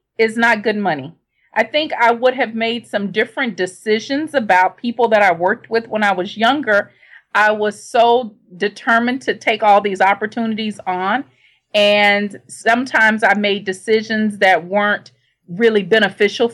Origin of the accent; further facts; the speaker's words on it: Shreveport, Louisiana, United States; I grew up in Shreveport, Louisiana